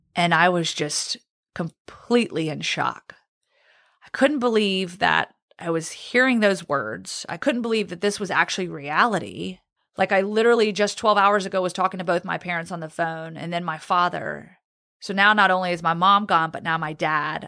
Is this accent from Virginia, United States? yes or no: yes; Roanoke, Virginia, United States; also born or lived in Guantanamo Bay, Cuba; now in Birmingham, Alabama, United States; I grew up in Roanoke, Virginia. I was actually born in Guantanamo Bay, Cuba